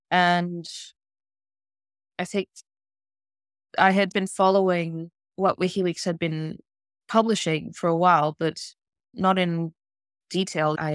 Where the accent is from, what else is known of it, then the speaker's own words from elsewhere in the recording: Spain; also born or lived in South Africa / Lesotho / Botswana / Sweden; now in London, United Kingdom; I grew up in Lesotho and Botswana until I was eight, and then I moved to Europe. We moved to Sweden initially, and then moved to Spain